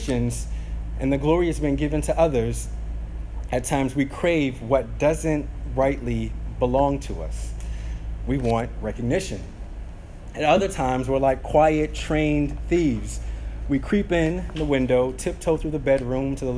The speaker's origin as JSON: {"language": "English", "town": "St. Petersburg", "region": "Florida", "country": "United States", "tie": "born or raised there", "said": "as kids growing up in South St. Pete"}